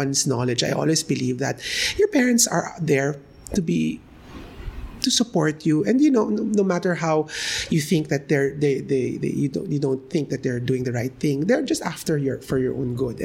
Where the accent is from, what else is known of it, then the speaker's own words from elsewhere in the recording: Philippines; we as a Filipino